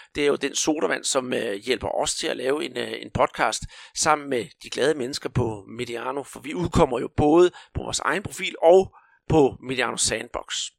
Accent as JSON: {"language": "Danish", "region": "Rio de Janeiro", "country": "Brazil", "tie": "born or raised there", "moved": "yes", "lives_now": "Denmark", "said": "Da jeg som barn hyggede mig på Huabadana i Rio"}